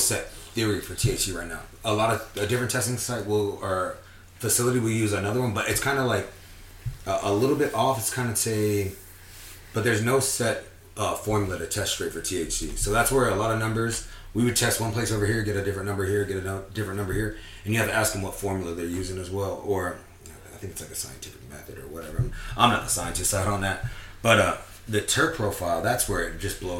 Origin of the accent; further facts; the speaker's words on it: West Covina, California, United States; I'm from California, West Covina, California